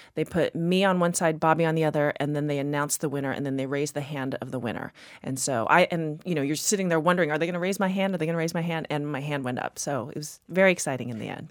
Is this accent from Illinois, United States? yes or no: no; Texas, United States; moved away as an adult; now in Boston, United States; I grew up in Texas